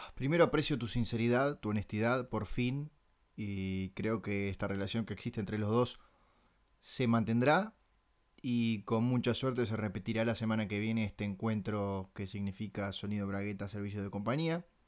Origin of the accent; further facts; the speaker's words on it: Montevideo, Uruguay; yo soy uruguayo